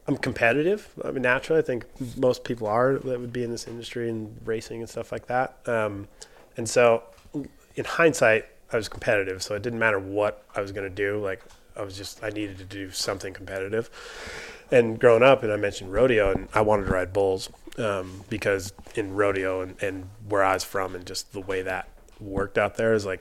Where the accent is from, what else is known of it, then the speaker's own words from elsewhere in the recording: South Dakota, United States; I grew up in the Midwest in South Dakota, primarily just on a ranch and ranching family